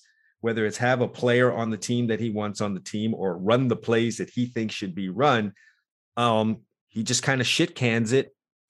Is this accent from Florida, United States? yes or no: yes; South Florida, United States; I grew up with this in South Florida